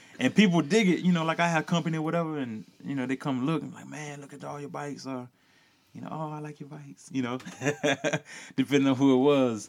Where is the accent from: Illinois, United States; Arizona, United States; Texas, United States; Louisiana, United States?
Louisiana, United States; rural; growing up in rural Louisiana, you know, where I'm from